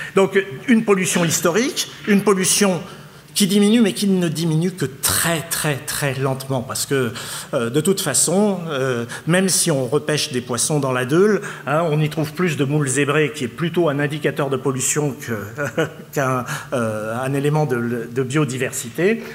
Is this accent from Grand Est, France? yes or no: no; Lille, Hauts-de-France, France; je suis lillois